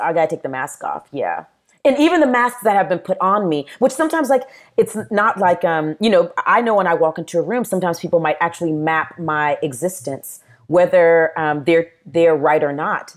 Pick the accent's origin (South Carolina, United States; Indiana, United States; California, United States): South Carolina, United States; Charleston; born or raised there; also born or lived in Nashville, Tennessee / Murfreesboro, Tennessee